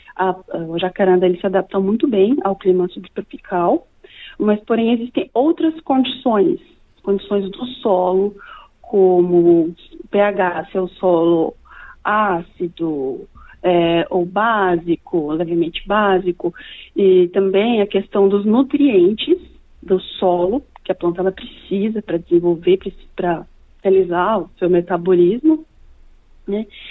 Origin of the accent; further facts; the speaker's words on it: Lins, São Paulo, Brazil; now in Australia; eu sou natural de São Paulo, da capital, porém eu me mudei para o interior de São Paulo, para Lins. É, antes mesmo de completar um ano, nós fomos morar com os meus avós lá